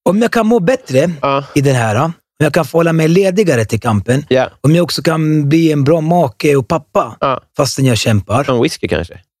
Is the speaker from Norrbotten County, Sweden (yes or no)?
no; Norsborg, Stockholm County, Sweden